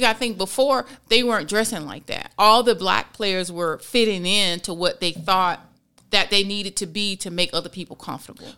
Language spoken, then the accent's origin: English; Florida, United States; born and raised in Florida as well